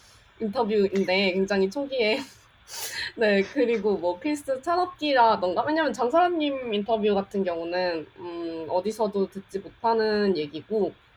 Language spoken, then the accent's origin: Korean; South Jeolla, South Korea; 그냥 한국 전라남도에서 태어났어요.